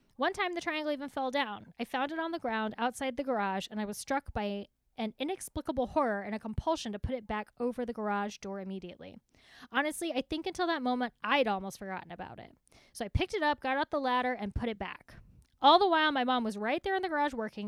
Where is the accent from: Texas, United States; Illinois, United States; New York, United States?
Texas, United States; accent: Texas; My Texas accent